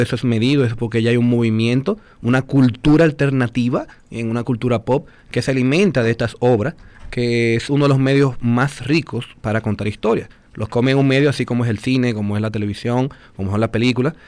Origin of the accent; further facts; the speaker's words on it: Dominican Republic; yo soy dominicano